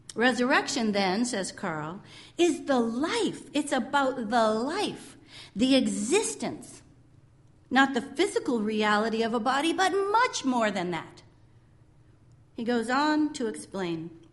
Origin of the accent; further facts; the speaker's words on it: California, United States; moved away; In my California days, some of you know I'm from California